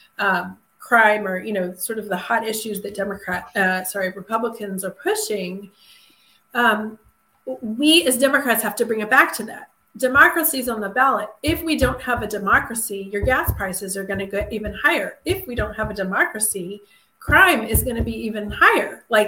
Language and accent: English; Atlanta, Georgia, United States; I grew up in Atlanta in the late 70s and 80s